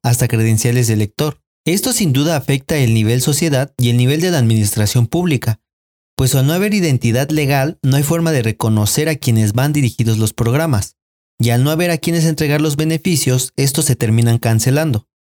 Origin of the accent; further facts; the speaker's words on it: Mexico; la identidad que se nos ha inculcado es la misma que nos ha hecho creer que México es uno y sin matices